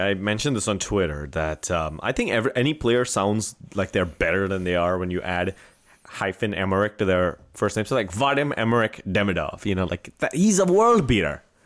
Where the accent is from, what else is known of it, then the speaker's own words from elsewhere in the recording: India; first language Marathi; English is a second language; moved away; in Marathi, my, my mother tongue, which I grew up